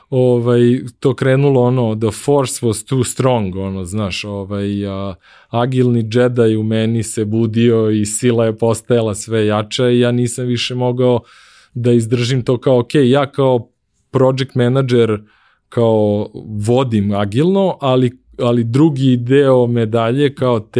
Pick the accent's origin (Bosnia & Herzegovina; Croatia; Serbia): Serbia; moved away as an adult; also born or lived in United States; Kad sam otišao u Ameriku, večito sam bio Srbin, ovaj, nisam nikako mogu da se otarasim iz svog akcenta